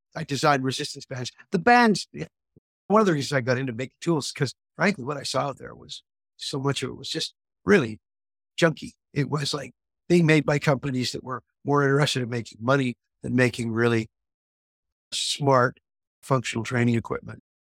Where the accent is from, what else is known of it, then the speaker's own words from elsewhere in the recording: Quebec, Canada; I opened a spa in my hometown in Quebec